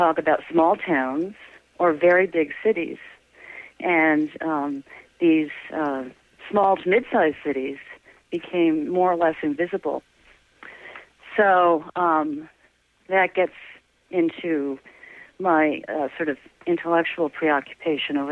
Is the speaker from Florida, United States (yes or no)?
no; Syracuse, New York, United States; moved away as an adult; also born or lived in Rochester, New York / Albany, New York / Detroit, Michigan; now in Boston, United States; I grew up in Syracuse, New York